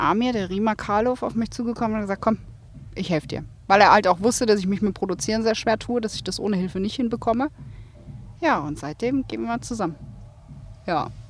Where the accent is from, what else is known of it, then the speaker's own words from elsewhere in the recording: Rhine-Main, Germany; Ich bin ja gebürtig aus Rhein-Main